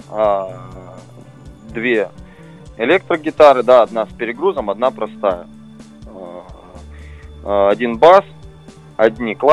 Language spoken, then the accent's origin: Russian; Petrozavodsk, Republic of Karelia, Russia; Да, мы из Петрозаводска, мы очень-очень хотим к вам приехать, выступить